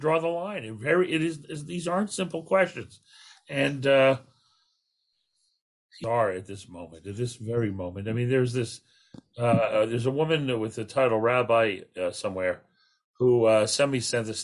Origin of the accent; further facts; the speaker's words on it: Canada; as a Canadian